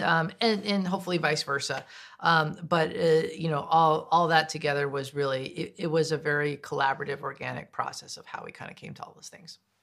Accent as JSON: {"language": "English", "country": "United States", "said": "I am indigenous, I am American, but I'm not deaf."}